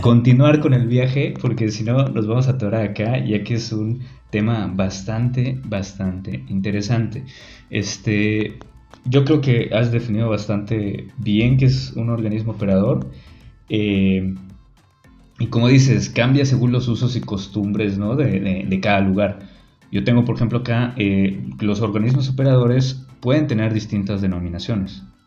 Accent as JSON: {"language": "Spanish", "region": "Yucatán", "country": "Mexico", "accent": "Yucatecan", "said": "nuestro hermoso acento yucateco"}